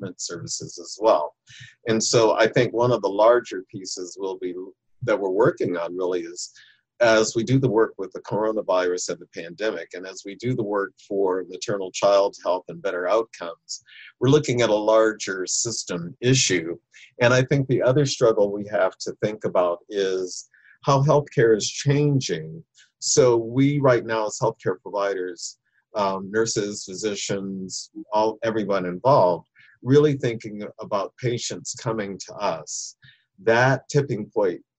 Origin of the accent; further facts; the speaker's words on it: Michigan, United States; moved away as an adult; also born or lived in the South (US); I'm from Michigan originally